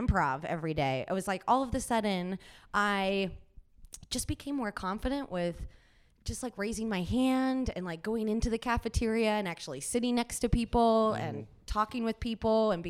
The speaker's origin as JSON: {"language": "English", "town": "Cincinnati", "region": "Ohio", "country": "United States", "moved": "yes", "said": "I'm originally from Cincinnati"}